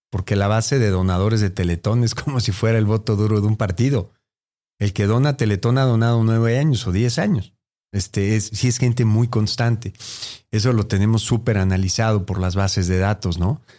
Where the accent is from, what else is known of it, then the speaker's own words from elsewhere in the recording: Mexico; Así somos los mexicanos.